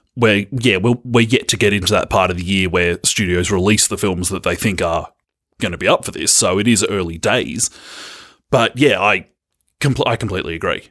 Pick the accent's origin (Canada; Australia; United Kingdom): Australia